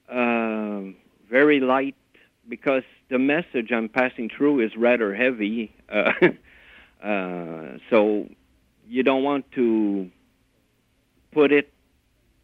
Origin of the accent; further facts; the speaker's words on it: Montreal, Quebec, Canada; moved away as an adult; now in Ontario, Canada; I grew up in Montreal